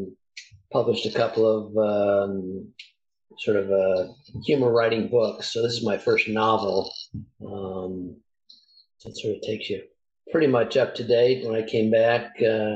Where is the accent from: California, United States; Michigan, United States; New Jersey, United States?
California, United States; Well, let's say I'm a Californian